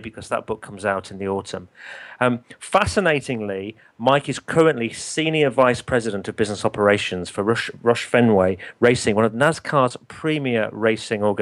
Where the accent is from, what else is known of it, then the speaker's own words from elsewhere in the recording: United Kingdom; I'm obviously British. I live in the UK